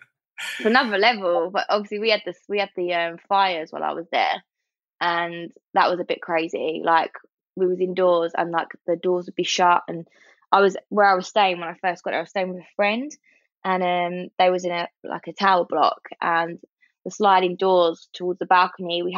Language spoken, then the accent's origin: English; London, United Kingdom; also born or lived in Sydney; I think I'm such a Londoner. I didn't realise how much of a Londoner I was.